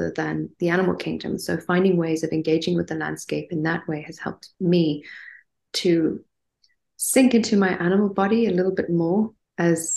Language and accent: English; Stellenbosch, Western Cape, South Africa; also born or lived in Johannesburg, South Africa; I grew up in Stellenbosch in the Western Cape